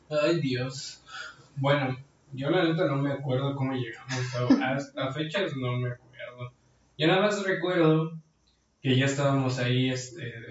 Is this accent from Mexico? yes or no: yes; Guanajuato, Mexico; Porque soy macho y soy de Guanajuato.